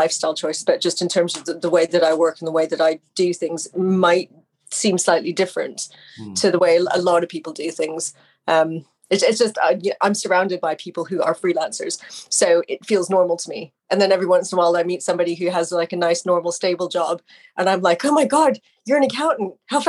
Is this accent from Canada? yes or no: yes; Canada; moved away; I mean, I'm Canadian. I've lived over here for most of my life, or the majority of my life.